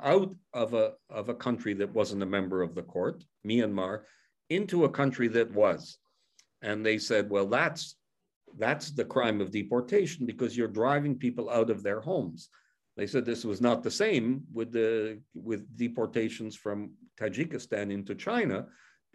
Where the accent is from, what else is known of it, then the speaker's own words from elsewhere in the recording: Canada; I come from Canada